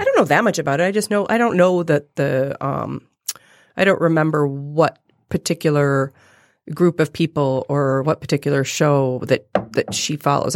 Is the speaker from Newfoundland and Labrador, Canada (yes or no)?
no; Toronto, Ontario, Canada; moved away as an adult; I, I was born and lived in Toronto for the first twenty-four years of my life